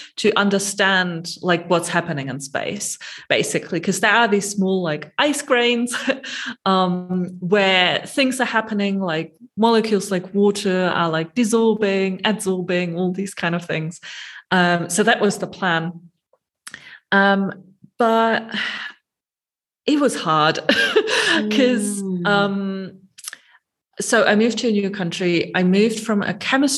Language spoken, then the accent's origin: English; Germany; moved away as an adult; also born or lived in Gothenburg, Sweden; I grew up in Germany, did my undergraduate degrees there, and then moved to Sweden for my PhD